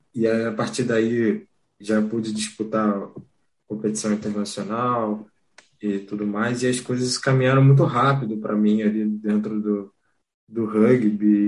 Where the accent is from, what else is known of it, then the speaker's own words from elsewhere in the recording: Rio de Janeiro, Brazil; eu sou do Rio de Janeiro, mas eu conheci o Sara em Belo Horizonte